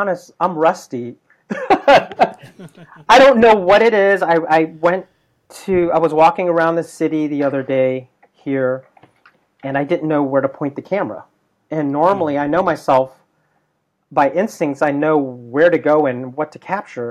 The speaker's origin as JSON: {"language": "English", "country": "United States", "tie": "born or raised there", "said": "as an American, born American Filipino"}